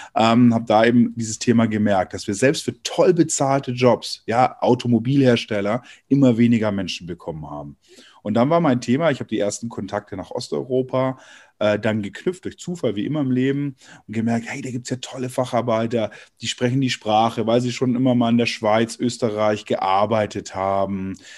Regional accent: Germany; bei uns in Deutschland

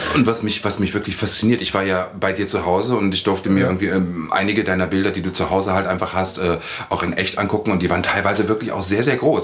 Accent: Lower Saxony, Germany; Ich bin irgendwie auf dem Dorf in Niedersachsen aufgewachsen

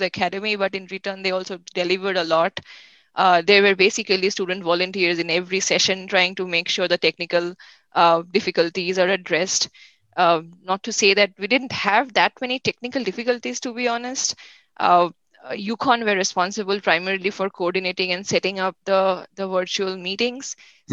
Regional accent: India; now in United States; I'm from India myself

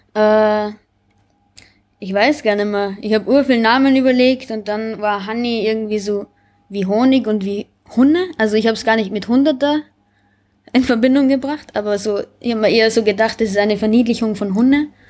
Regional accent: Braunau am Inn, Upper Austria, Austria; moved away as an adult; now in Vienna, Austria; Ich bin aus Oberösterreich, Braunau, Bezirk Braunau. Ähm, ja, ich bin vor sieben Jahren nach Wien.

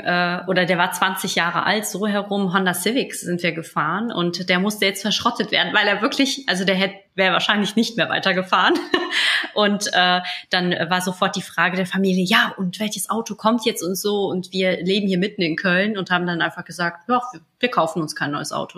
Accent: Poland; moved away; Ich komme zwar aus Osteuropa, aus Polen

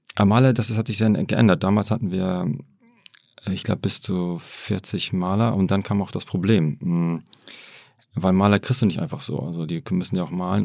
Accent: Germany; also born or lived in Hamburg / Wrocław; ich habe ja in Deutschland ähm, bin ich aufgewachsen und, äh, und studiert.

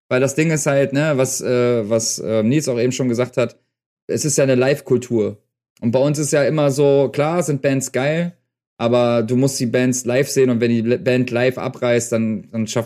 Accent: North Rhine-Westphalia, Germany; now in Berlin, Germany; da sind wir gerade nach Berlin gezogen. Ich komme halt aus Nordrhein-Westfalen. Wir sind aber 88 oder 89 mal nach Berlin gezogen, also vor Mauerfall sind wir in Berlin gewesen und äh, in Schöneberg.

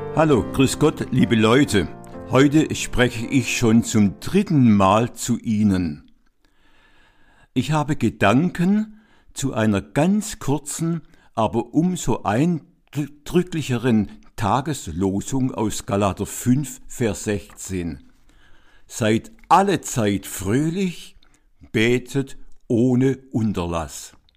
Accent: Swabia, Baden-Württemberg, Germany; in seine schwäbische Heimatstadt, also da, wo ich aufgewachsen bin

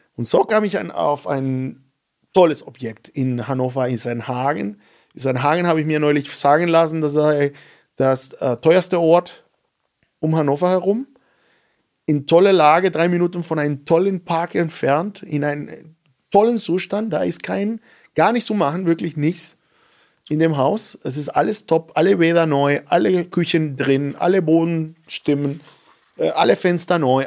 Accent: Venezuela; German is a second language; now in Germany; seit eineinhalb Jahren bin ich Deutscher. Ich wollte erstmal nicht aufhören, Venezolaner zu sein.

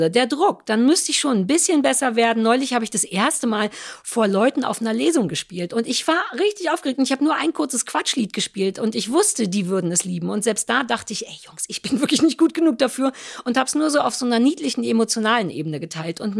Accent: East Germany, Germany; Ein kaltes Buffet, was mich als Ossi noch nicht mehr genug kriegt, dass ich denke, okay, fürs Essen fahre ich

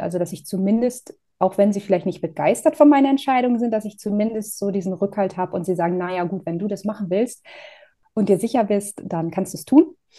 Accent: Northern Germany, Germany; moved away as an adult; also born or lived in Groningen, Netherlands; ich komme aus Norddeutschland.

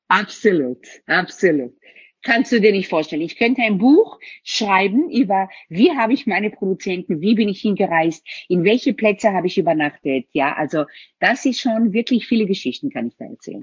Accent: Tel Aviv, Tel Aviv District, Israel; also born or lived in Germany; now in Vienna, Austria; Ich bin in Tel Aviv aufgewachsen. Meine Eltern sind dann nach Deutschland übersiedelt.

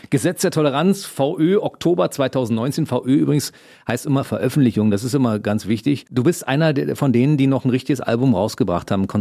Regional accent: Berlin, Germany; ich bin ja im Osten aufgewachsen, ja. aber wir haben ja trotzdem zwei Programme gehabt. Ich habe Ost, in Ostberlin gewohnt.

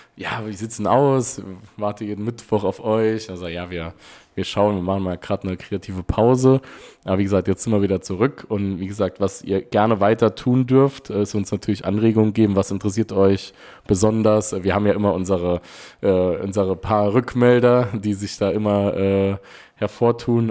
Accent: Neunkirchen, Saarland, Germany; Bei uns in Neunkirchen

